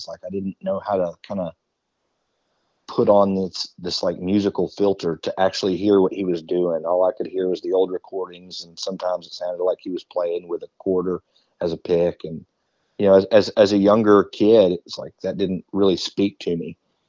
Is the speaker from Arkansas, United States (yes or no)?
yes; Arkansas, United States; growing up in Arkansas